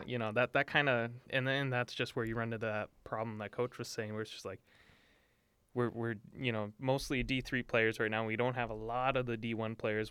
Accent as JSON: {"language": "English", "town": "Duluth", "region": "Minnesota", "country": "United States", "said": "I am from Duluth and I am guilty of being a Duluth homer"}